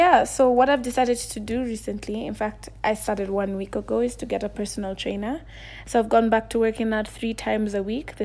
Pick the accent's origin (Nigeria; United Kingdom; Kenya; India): Kenya; also born or lived in Nairobi, Kenya; I'm from Kenya and I live in Nairobi.